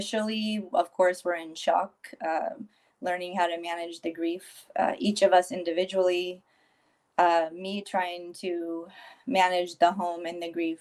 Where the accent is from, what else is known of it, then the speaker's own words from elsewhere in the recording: San Francisco Bay Area, California, United States; moved away as an adult; now in San Diego, United States; I was born and raised in the San Francisco Bay Area, currently residing in San Diego, California